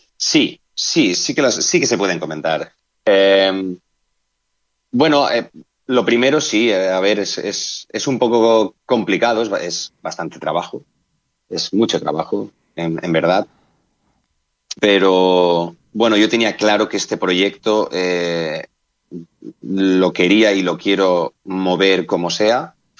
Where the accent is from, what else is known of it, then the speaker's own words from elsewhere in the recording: Benissa, Valencian Community, Spain; mi pueblo, que es Benissa, provincia de Alicante